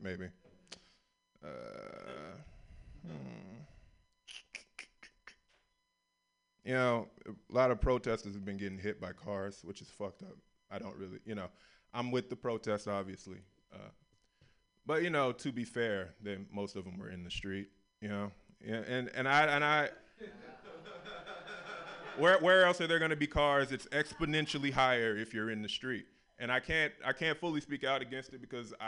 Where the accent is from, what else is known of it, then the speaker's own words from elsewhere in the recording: the South, United States; I grew up in the South